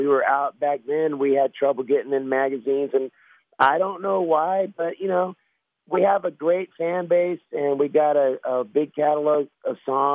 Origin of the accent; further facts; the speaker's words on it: Sacramento, California, United States; We're a small town band. We come from Sacramento area, which is up north.